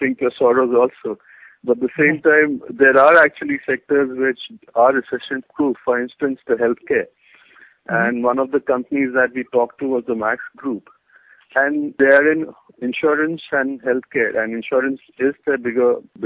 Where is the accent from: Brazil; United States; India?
India; near Kochi, Kerala; This is near Kochi. I mean, not exactly Kochi, but my hometown. Yeah, in Kerala